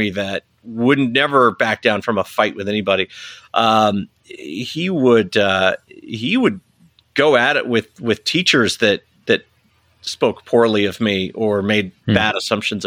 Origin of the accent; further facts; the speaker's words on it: Salt Lake City, Utah, United States; also born or lived in Taylorsville, Utah; being born and raised in Salt Lake